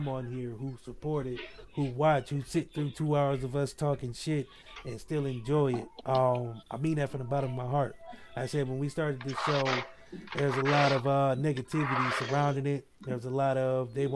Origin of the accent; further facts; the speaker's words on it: Akron, Ohio, United States; now in Canton, United States; I'm from Akron, Ohio. I live in Canton, small ass town.